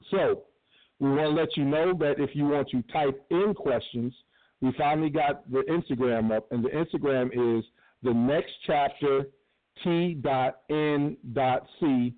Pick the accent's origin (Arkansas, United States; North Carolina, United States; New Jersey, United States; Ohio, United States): Ohio, United States; Cleveland; also born or lived in Chicago / Washington, D.C. / New York; now in Pomona, United States; I am also hailing from Cleveland, but right now I'm in Pomona, California. I'm a nomad. I've lived a little bit of every place. I've lived outside of Chicago. I lived in D.C. I lived in New York.